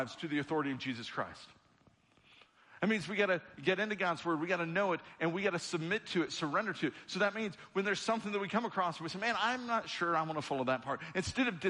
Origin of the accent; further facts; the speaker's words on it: United States; I was born as an American citizen at the time that I was born to this country